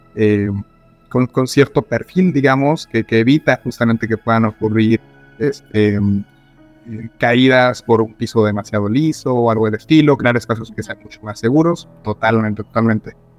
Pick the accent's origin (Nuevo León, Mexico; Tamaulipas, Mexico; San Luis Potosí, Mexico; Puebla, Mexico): San Luis Potosí, Mexico; now in Mexico City, Mexico; soy originario de San Luis Potosí, pero estoy viviendo actualmente en Ciudad de México